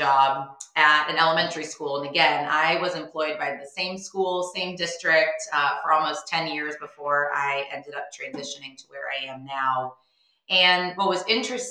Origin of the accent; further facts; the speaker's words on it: Boston, Massachusetts, United States; moved away as an adult; now in Indianapolis, United States; I was born and raised in Boston